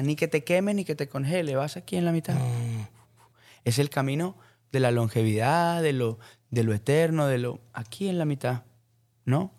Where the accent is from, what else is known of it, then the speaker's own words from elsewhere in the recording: Colombia; soy, soy colombiano